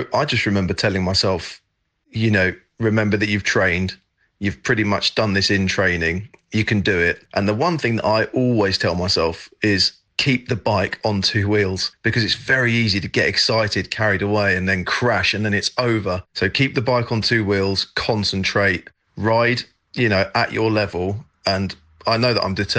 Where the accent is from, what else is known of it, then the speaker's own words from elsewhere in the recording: England, United Kingdom; moved away as an adult; also born or lived in French Alps, France; now in France; I'm English, but I'm living in the French Alps, have been for the last 8 years